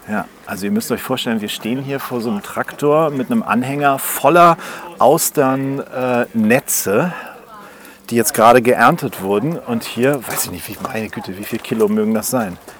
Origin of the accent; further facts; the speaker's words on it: Northern Germany, Germany; wir als Norddeutsche